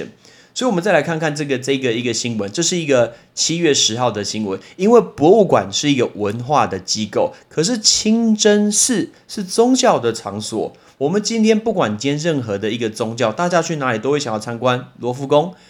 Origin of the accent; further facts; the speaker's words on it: Taiwan; I'm not from China。I'm not from China，我不是中国来的，我是台湾来的